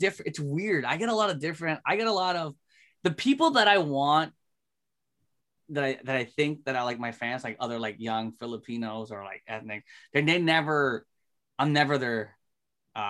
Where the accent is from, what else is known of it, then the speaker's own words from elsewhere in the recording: Toronto, Ontario, Canada; I'm from Toronto.